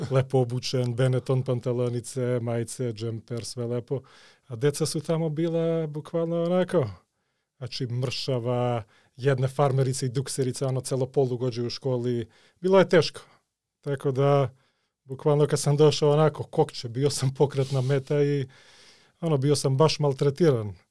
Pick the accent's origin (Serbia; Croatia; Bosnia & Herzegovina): Serbia; also born or lived in Skopje, North Macedonia; Главно, кога сам био клинец, Ja sam rođen ovde u Skoplju, Živeli smo onako u baš mladom detinstvu ovde. mm-hmm. ali svaki put kad bi roditelji imali ono, bračne probleme, hajde odmah u Srbiju, zimski raspust, dok se to ne reši. Tako da sam pošao u školu u Srbiju u stvari.